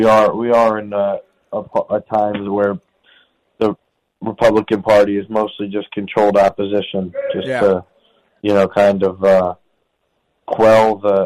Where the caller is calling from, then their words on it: Brooklyn, New York, United States; I'm calling from federal prison in Brooklyn, New York.